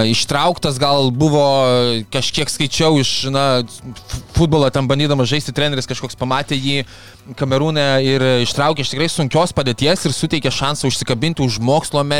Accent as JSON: {"language": "Lithuanian", "country": "Lithuania"}